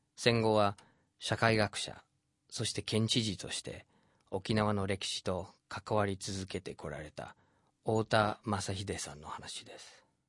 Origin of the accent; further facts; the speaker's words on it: United States; 僕自身アメリカに生まれ育って